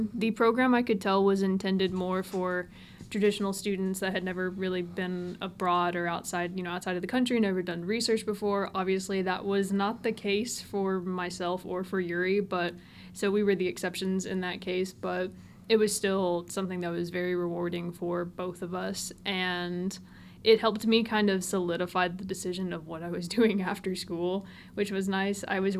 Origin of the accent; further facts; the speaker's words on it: Tennessee, United States; I've lived a bunch of different places growing up, but I've pretty much called Tennessee home. I just grew up further south.